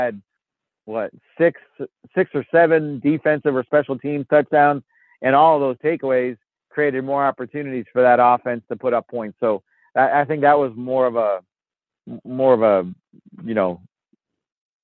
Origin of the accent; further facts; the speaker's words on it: Massachusetts, United States; I grew up in Massachusetts.